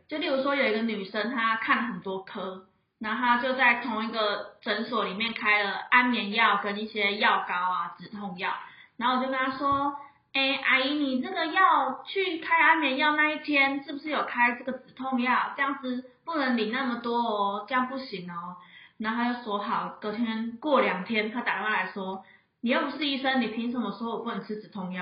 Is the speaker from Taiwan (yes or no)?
yes; Changhua County, Taiwan; moved away as an adult; now in Taipei, Taiwan; 因为我们老家中部嘛，然后我是就是跟我的猫来台北租房子，然后有一天我回上画老家